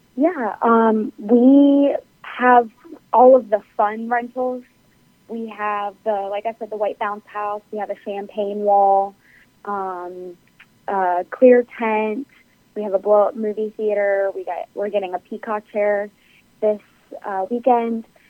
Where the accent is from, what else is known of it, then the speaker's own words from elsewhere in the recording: Harrisonburg, Virginia, United States; moved away as an adult; also born or lived in Eastern Shore (Maryland/Delaware); now in Virginia, United States; I grew up in Harrisonburg, Virginia